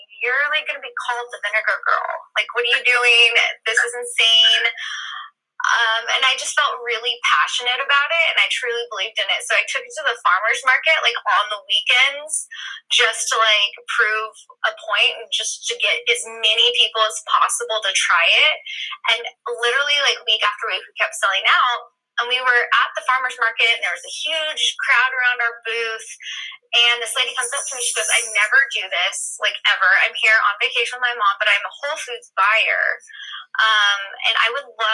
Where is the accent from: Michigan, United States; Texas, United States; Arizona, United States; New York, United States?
Texas, United States; I am from Texas, and Poppi headquarters is in Dallas, Texas right now, and we have, you know, team members all over, but I grew up here